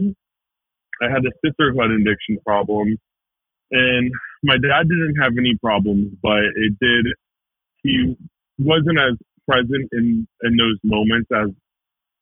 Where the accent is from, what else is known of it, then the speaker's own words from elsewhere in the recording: Marietta, Georgia, United States; I grew up in Marietta, Georgia. Like north of Atlanta